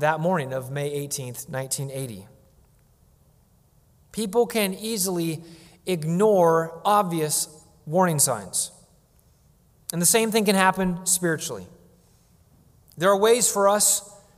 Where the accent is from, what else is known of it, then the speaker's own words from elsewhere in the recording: Washington, United States; when I was a child growing up in Washington State